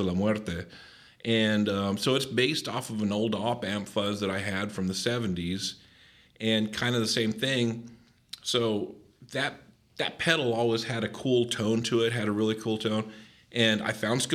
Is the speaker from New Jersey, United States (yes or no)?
no; Southern California, United States; accent: cholo surfer; also born or lived in El Monte; now in Cincinnati, United States; growing up in Southern California